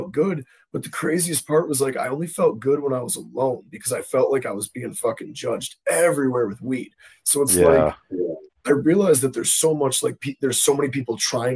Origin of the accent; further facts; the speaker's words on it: Buffalo, New York, United States; I'm from Buffalo